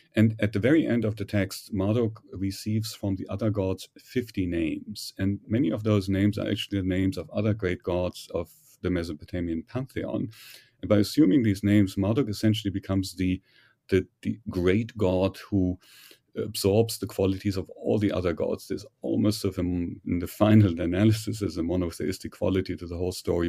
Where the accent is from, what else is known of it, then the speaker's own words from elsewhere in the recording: Germany; accent: German; English is a second language; moved away as an adult; also born or lived in Heidelberg, Germany / Göttingen, Germany; now in United States; My background, however, is, uh, German, as you may have surmised from my, from my accent.